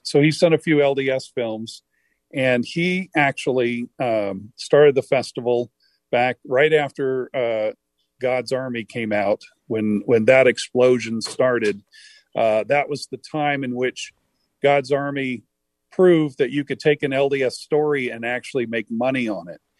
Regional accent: Harlingen, Texas, United States; now in Utah, United States; in Harlingen, Texas, where I grew up near South Padre Island and McAllen

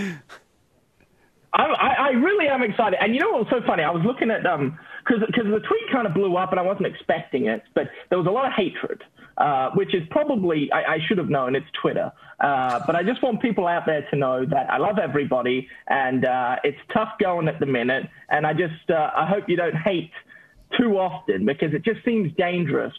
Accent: Australia; moved away as an adult; also born or lived in Utah; I'm from Australia

